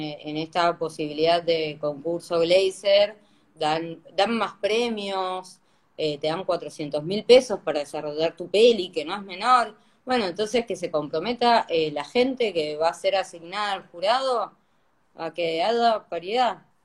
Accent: Mendoza, Argentina; now in Buenos Aires, Argentina; Yo vivo en Buenos Aires, pero soy mendocina

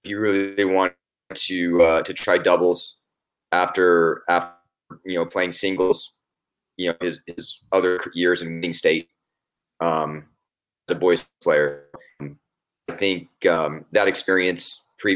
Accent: Anchorage, Alaska, United States; moved away as an adult; also born or lived in Boise / Fort Lauderdale / Portland / San Antonio; now in Idaho, United States; I was born and raised in Anchorage, Alaska

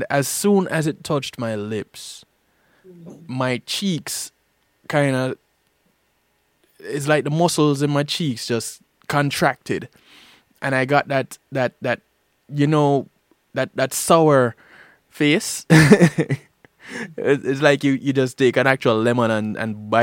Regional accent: Jamaica; growing up in Jamaica

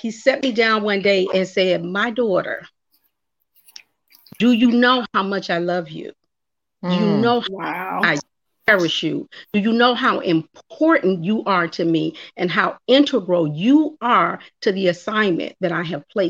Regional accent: Chicago, Illinois, United States; I hail from Chi-Town, Chicago

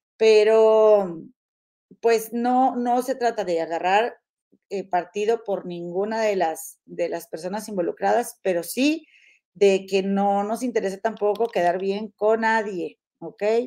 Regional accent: Mexico; de allá de Santiago, ahí cerquita de donde yo nací

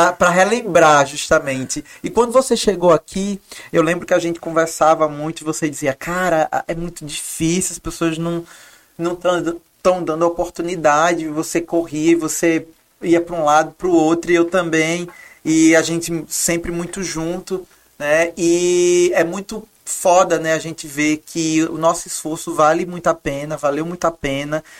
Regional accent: Maceió, Alagoas, Brazil; accent: Alagoan; moved away as an adult; now in Rio de Janeiro, Brazil; meu sotaque é alagoano

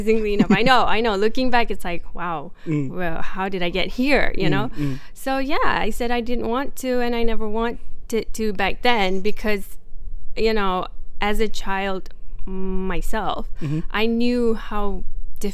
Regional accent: Ampang, Selangor, Malaysia; I grew up in Ampang.

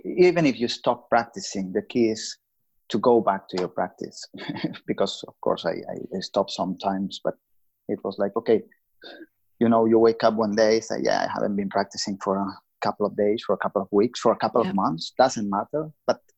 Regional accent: Lleida, Catalonia, Spain; I was working in my hometown in Lleida

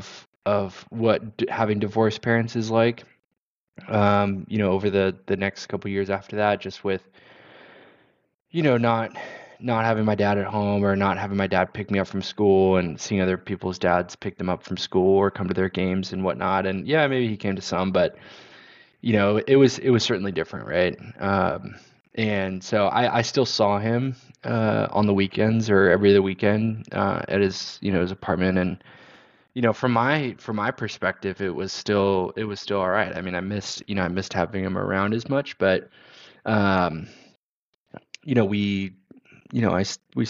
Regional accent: Pasadena, California, United States; I grew up in Southern California, in Pasadena, California

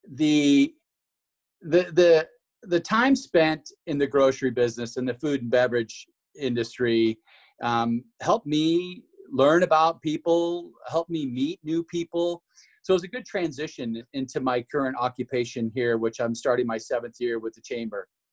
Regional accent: Washington, United States; moved away as an adult; also born or lived in Idaho; now in Boise, United States; I'm from Washington originally. I moved to Idaho in in the early '90s to run on the track and cross country programs at Boise State University

